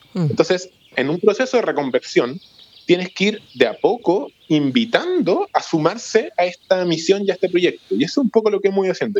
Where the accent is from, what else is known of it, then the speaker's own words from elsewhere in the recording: Santiago, Santiago Metropolitan Region, Chile; also born or lived in Futrono / Los Ríos Region; yo nací en Santiago, estudié en Santiago